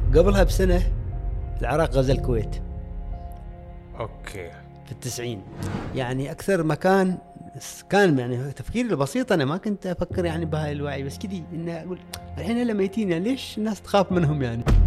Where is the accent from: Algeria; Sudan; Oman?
Oman; Al-Musanaah, South Al Batinah; moved away as an adult; تاريخ الولادة طبعا في ولاية المصنعة آه، الملدة قريتي اللي كثير أحبها